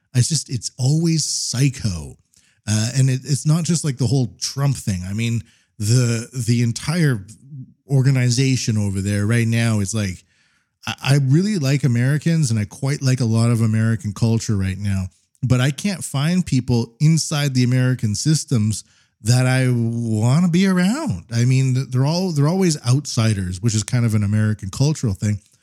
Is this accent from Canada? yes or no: yes; Canada; now in Japan; I'm Canadian